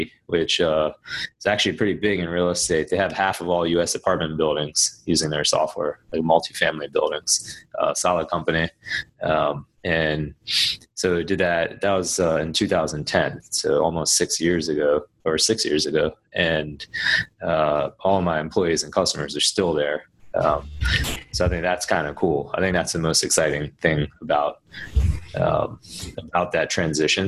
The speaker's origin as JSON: {"language": "English", "region": "Maryland", "country": "United States", "tie": "born or raised there", "also_born_or_lived": "Washington, D.C. / New York City", "said": "So I was born in Maryland, and so I was raised out here and went to school, college at GW in D.C."}